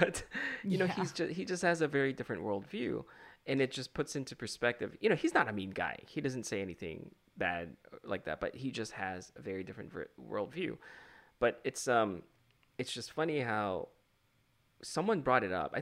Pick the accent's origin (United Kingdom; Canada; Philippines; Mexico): Philippines; also born or lived in Chicago; I'm from the Philippines.